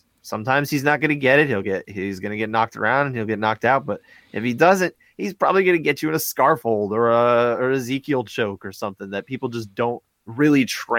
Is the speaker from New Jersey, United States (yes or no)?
yes; New Jersey, United States; we're from North Jersey.